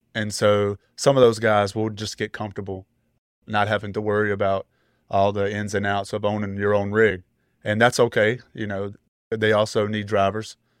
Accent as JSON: {"language": "English", "town": "Greensboro", "region": "North Carolina", "country": "United States", "said": "I'm from the Greensboro, North Carolina area."}